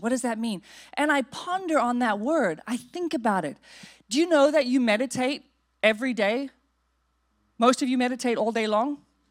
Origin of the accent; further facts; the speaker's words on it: South Africa; now in United States; we grew up in South Africa